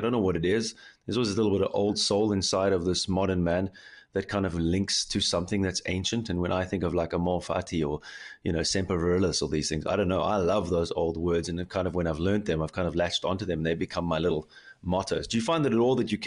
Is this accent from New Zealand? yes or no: no; Cape Town, Western Cape, South Africa; now in Germany; a South African guy from Cape Town living in Germany